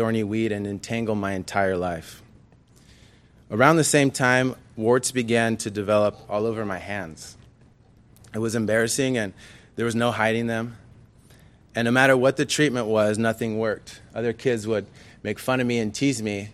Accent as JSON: {"language": "English", "town": "Anaheim", "region": "California", "country": "United States", "tie": "born or raised there", "also_born_or_lived": "Ontario, California", "said": "I was born in Anaheim, the second of three children, all boys"}